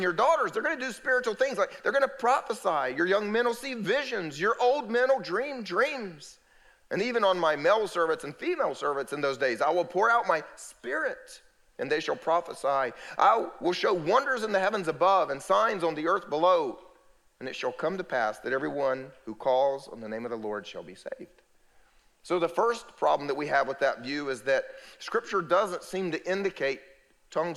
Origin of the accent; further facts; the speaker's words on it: United States; first language English; I'm an American. You know what that means? I only speak English